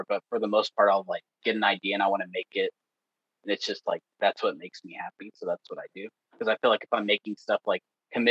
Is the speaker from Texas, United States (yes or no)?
yes; Texas, United States; now in Ohio, United States; I'm from Texas